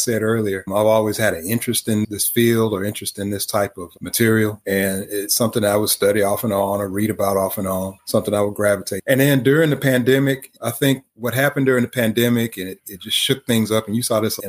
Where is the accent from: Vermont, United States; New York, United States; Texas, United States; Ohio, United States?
Texas, United States; Houston; I'm from Houston